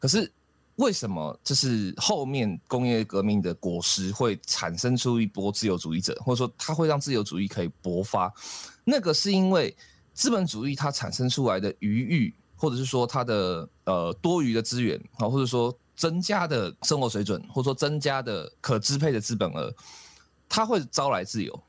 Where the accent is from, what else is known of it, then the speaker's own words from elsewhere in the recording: Taiwan; 这个事实上真的才是我们台湾人最大的武器